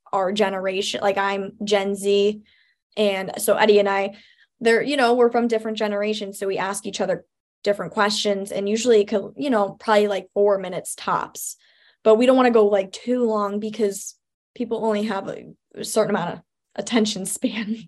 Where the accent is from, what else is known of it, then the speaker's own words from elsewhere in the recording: Chicago, Illinois, United States; I grew up out here in Chicago. So I live right out, like, the Northwest suburbs